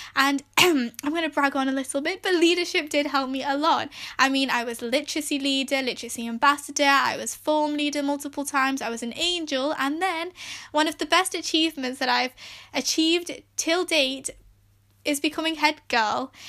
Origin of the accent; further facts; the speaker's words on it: England, United Kingdom; I was born and raised in England, and I'm of Pakistani heritage